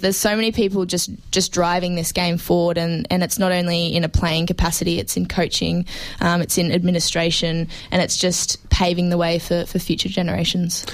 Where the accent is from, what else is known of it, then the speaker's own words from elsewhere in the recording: Brisbane, Queensland, Australia; now in Melbourne, Australia; I came from Queensland, and it's obviously a, a non-football traditional state